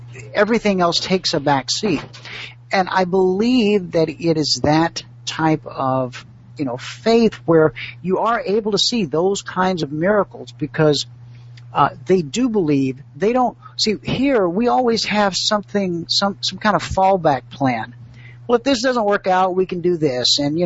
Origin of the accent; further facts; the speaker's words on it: United States; I'm the American